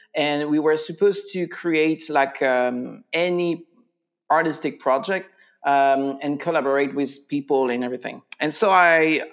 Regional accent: France; English is a second language; moved away as an adult; also born or lived in Virginia, United States; now in Winchester, Virginia, United States; stay in the US for a while just to improve my English uh, mm. because I'm from France.

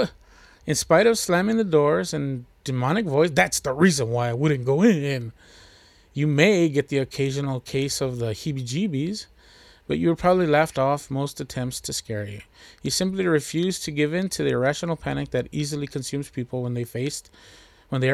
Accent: Texas, United States; I'm from Texas

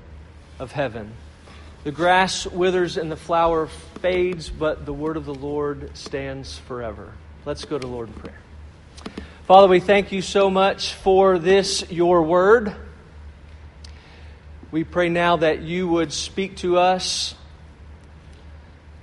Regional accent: Louisville, Kentucky, United States; I grew up in Louisville, Kentucky

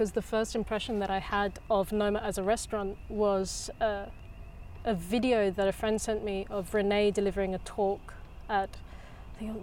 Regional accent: England, United Kingdom; moved away as an adult; also born or lived in Germany; now in Copenhagen, Denmark; I come from England, um, but I haven't lived there for quite some years.

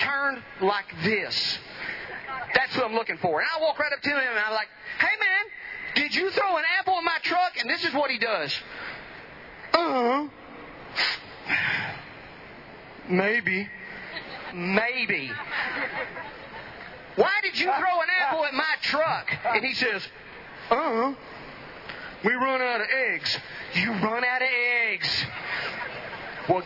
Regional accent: Edom, Texas, United States; I'm from Van Zandt County

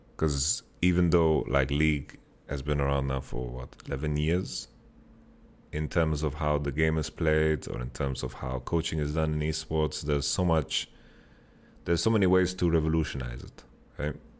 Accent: Sweden; I'm from Sweden

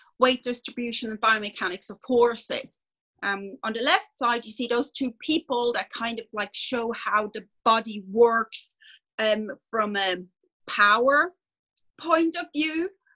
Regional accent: Switzerland; I'm a veterinarian from Switzerland

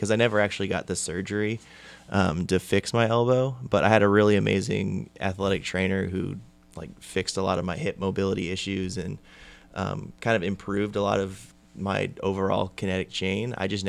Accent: California, United States; I'm actually from California.

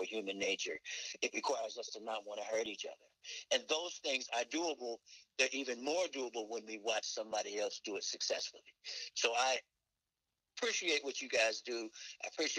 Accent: Newport News, Virginia, United States; moved away; We grew up in Newport News

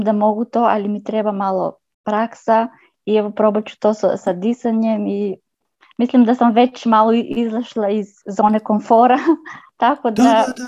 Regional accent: North Macedonia; Croatian is a second language; ja sam iz Makedonije, ne razumem, ne pričam dobro hrvatski

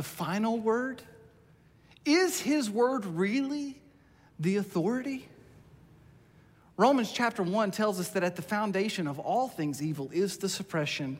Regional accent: United States; being an American today in our culture

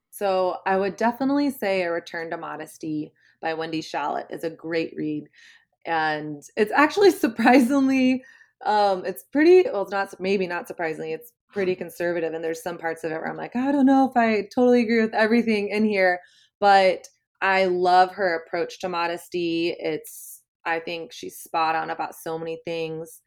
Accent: the South, Southern United States, United States; moved away as an adult; now in New York City, United States; I grew up in Southern Christian culture

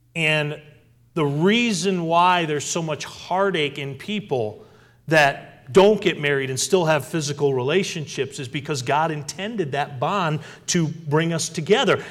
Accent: Westfield, Massachusetts, United States; As I grew and was raised there in wonderful little town called Westfield, Massachusetts, about ninety miles west of Boston

